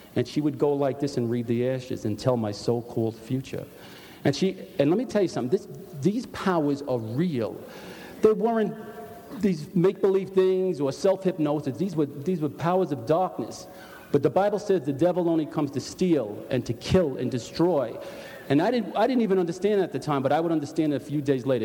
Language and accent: English; New York City, New York, United States; I was brought up in Park Slope, Brooklyn